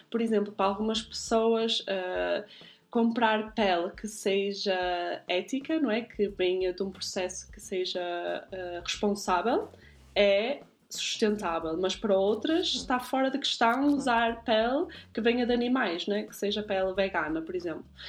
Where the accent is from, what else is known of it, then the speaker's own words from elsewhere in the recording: Guimarães, Norte, Portugal; now in Zurich, Switzerland; Nasci em Guimarães e vivo atualmente em Zurique.